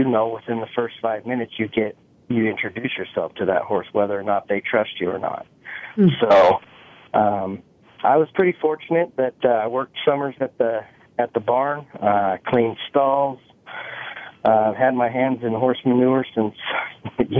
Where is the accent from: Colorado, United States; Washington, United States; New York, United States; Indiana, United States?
Washington, United States; Skyway; also born or lived in Utah / Renton, Washington; I wasn't raised in Utah, but I was born there. And I was raised in Washington, in a little town called Skyway.